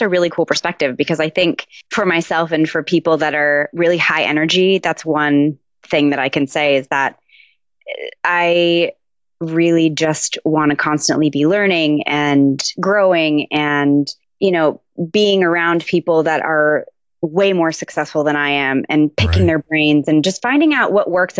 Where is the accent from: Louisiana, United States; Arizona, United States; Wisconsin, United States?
Arizona, United States; Tucson; I'm originally from Tucson, Arizona. I was born there, moved around a little bit, and but ended up ultimately back in Tucson.